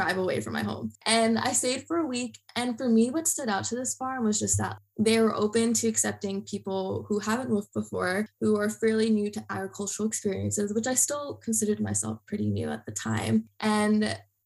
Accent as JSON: {"language": "English", "region": "New Jersey", "country": "United States", "said": "I'm from New Jersey originally"}